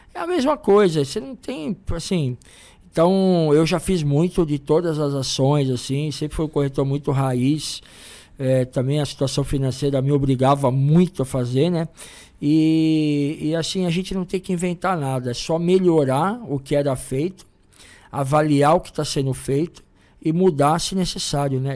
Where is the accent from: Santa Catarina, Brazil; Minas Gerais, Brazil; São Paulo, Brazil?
São Paulo, Brazil; a gente é de São Paulo